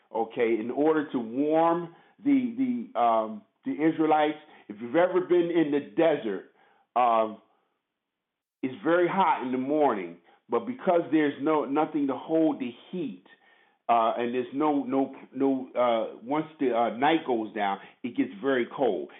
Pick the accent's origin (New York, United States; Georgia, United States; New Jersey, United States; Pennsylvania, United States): New York, United States; New York City; born and raised in Brooklyn, NYC